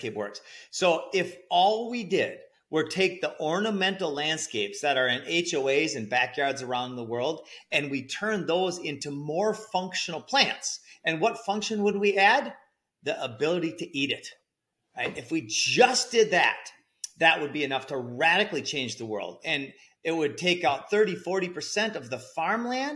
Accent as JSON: {"language": "English", "region": "Minnesota", "country": "United States", "tie": "born or raised there", "also_born_or_lived": "Costa Rica", "moved": "yes", "lives_now": "Central Florida, United States", "said": "So I'm in Central Florida. I lived 12 years in Costa Rica and I grew up in Minnesota"}